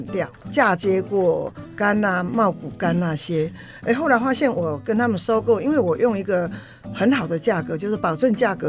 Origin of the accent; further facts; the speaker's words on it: Taiwan; 因为我是闽南人，那时候他们就笑我说：“啊，你这个好农妈做的激酱还不错，比我们客家人好吃。”